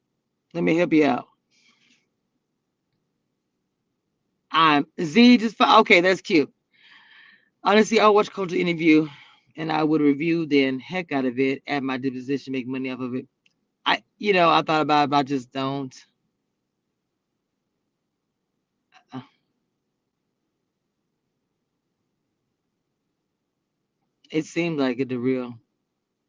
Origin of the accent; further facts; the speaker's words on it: Dallas, Texas, United States; we're both from Oak Cliff. So, I mean, we're in Dallas